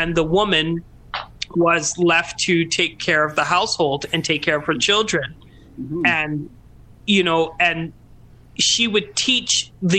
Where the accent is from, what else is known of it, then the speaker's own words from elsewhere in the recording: Trinidad & Tobago; being Trinidadian and my, you know, I was raised with women in my life, my whole life.